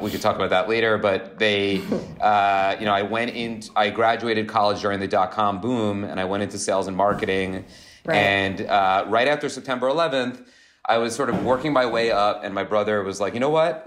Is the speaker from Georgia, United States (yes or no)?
no; Long Beach, New York, United States; also born or lived in Michigan; I grew up in Long Beach on Long Island, which mm-hmm. is like a uh, surfer town